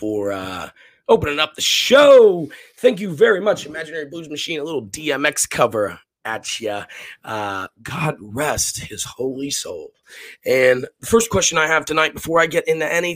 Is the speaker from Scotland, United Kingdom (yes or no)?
yes; West Coast of Scotland, United Kingdom; moved away; I'm a Scotsman, a Catholic from the West Coast of Scotland. And I grew up in the 80s and 90s